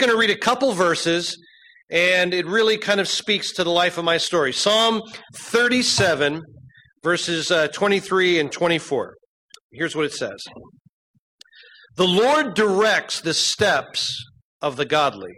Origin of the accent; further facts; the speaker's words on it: Berks County, Pennsylvania, United States; I went to Muhlenberg High School out in Berks County and went through school